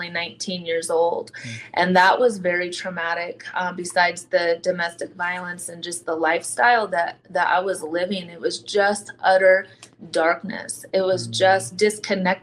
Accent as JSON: {"language": "English", "region": "South Dakota", "country": "United States", "tie": "born or raised there", "said": "Raised in a small town in South Dakota off of the reservation"}